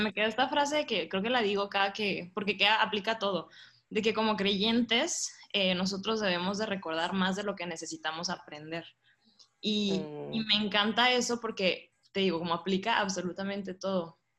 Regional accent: Monterrey, Nuevo León, Mexico; moved away as an adult; also born or lived in Ciudad Juárez; soy de Monterrey, soy regia, orgullosamente regia

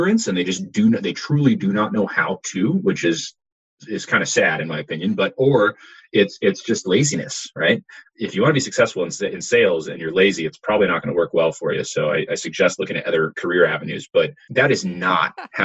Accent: Silicon Valley, California, United States; I grew up in the Silicon Valley

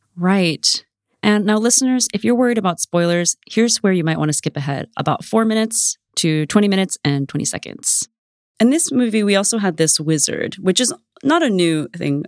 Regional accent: United States; also born or lived in Vietnam (family origin); I grew up in suburban America in the nineties

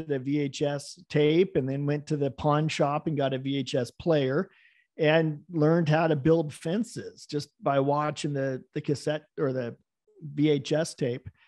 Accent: West Coast, United States; also born or lived in Virgin Islands; even though I'm from the West Coast, I spent all my time in the in the Virgin Islands, and I hadn't actually been to Hawaii

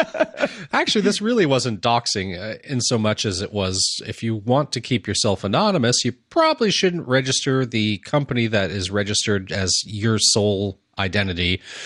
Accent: United States; I'm an American

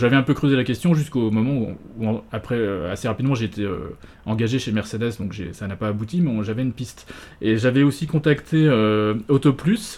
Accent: Nancy, Grand Est, France; also born or lived in Hamburg / Alsace; je suis né à Nancy

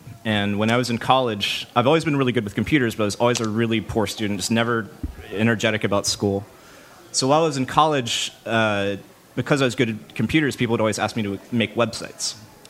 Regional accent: Baton Rouge, Louisiana, United States; Baton Rouge, Louisiana.

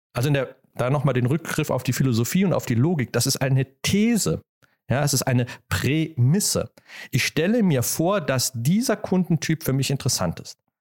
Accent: Germany; als Deutscher

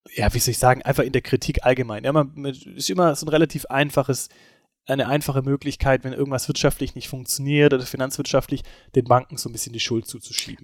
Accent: Germany; also born or lived in Esslingen; bei uns in Deutschland

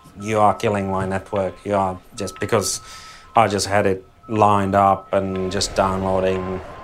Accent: Eastern Europe, Czechia; English is a second language; moved away as an adult; now in Australia; I grew up in Eastern Europe, and police was not something you would really aspire to be.

